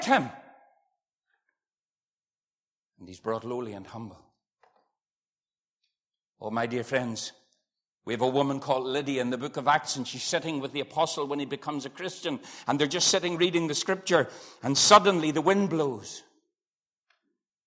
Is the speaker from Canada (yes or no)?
no; Dungannon, Northern Ireland, United Kingdom; I was born in Dungannon, I believe, in the hospital